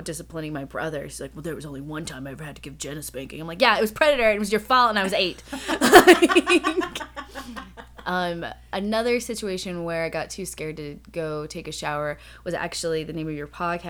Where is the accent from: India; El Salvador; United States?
United States; Seattle, Washington; now in Los Angeles, United States; I'm from Los Angeles by way of Seattle, which is where I started